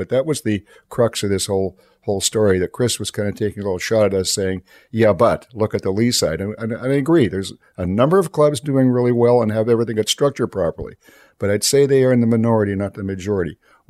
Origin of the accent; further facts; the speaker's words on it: Canada; we're both from Ebden. We know how things have operated there. And I don't think there's a curling club in that Ebden area that's ever overcharged for their facilities.